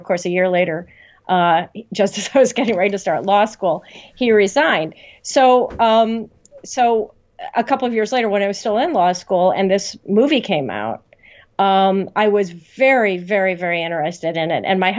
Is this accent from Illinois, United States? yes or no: yes; Illinois, United States; I was working for the senator from my home state of Illinois